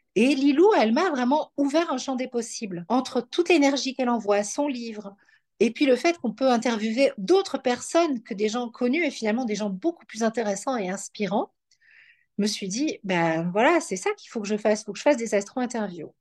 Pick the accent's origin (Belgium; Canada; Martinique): Belgium; also born or lived in Paris, France / New York, United States; now in Aix-en-Provence, France; je suis née en Belgique, je vis en France, dans le sud